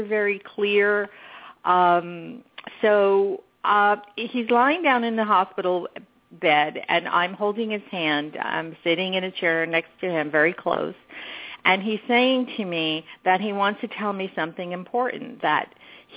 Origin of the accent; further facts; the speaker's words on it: New York, United States; moved away; I grew up in New York